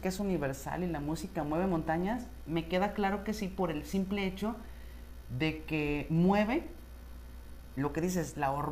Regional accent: Mexico; Y no sé si es simplemente por el hecho de que somos mexicanos, pero...

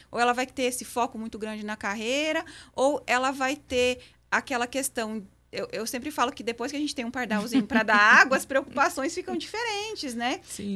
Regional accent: western Santa Catarina, Brazil; moved away as an adult; now in Patrocínio, Brazil; eu sou catarinense

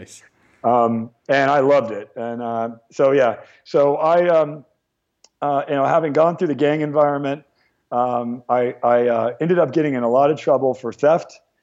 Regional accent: Ventura County, California, United States; also born or lived in Torrance, California; I was born in Torrance and grew up in uh, Ventura County, which is just about 30, mi- 30 minutes outside of the heart of, uh, of, the heart of Los Angeles.

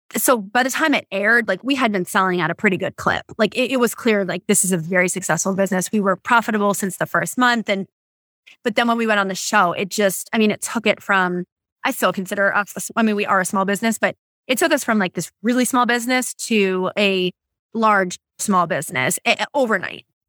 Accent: Boston, Massachusetts, United States; now in California, United States; I grew up in Boston

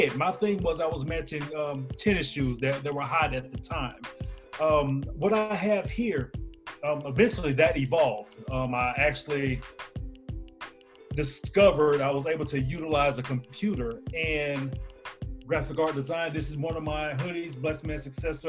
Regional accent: Huntsville, Alabama, United States; now in Greenville, United States; I'm from Huntsville, Alabama

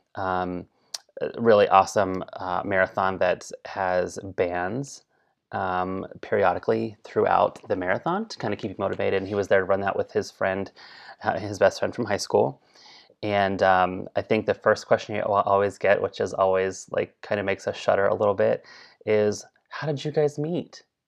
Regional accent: Colorado, United States; I was raised in Colorado.

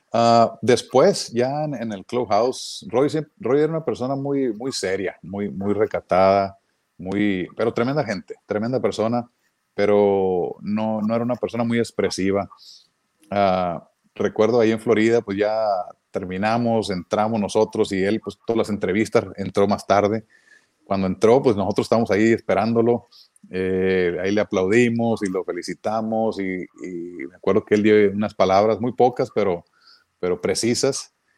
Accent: Mexico; moved away; como mexicano

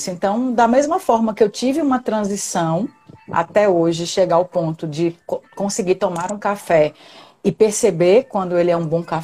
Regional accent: Pernambuco, Brazil; now in Natal, Brazil; Eu sou quem... pernambucana

